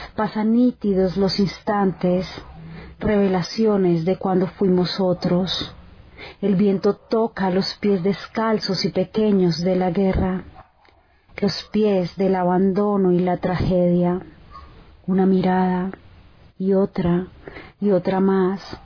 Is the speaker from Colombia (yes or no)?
yes; Chía, Cundinamarca, Colombia; soy escritora de Chía, Cundinamarca